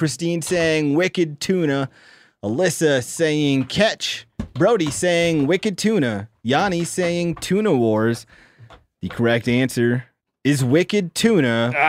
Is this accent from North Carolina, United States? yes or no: no; Menno, South Dakota, United States; The town I grew up in Menno, was Menno.